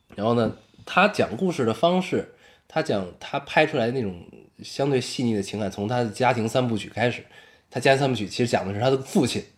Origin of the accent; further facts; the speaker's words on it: China; 我作为中国人